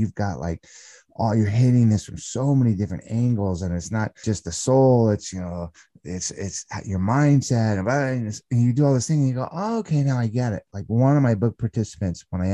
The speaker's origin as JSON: {"language": "English", "area": "San Fernando Valley", "region": "California", "country": "United States", "tie": "born or raised there", "said": "I grew up in the San Fernando Valley of California"}